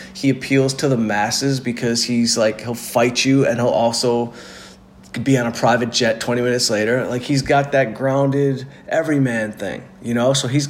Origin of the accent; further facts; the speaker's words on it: Southfield, Michigan, United States; Now I'm telling you, when I came out here from Southfield, Michigan, I had a chip on my shoulder because I just didn't really know anybody.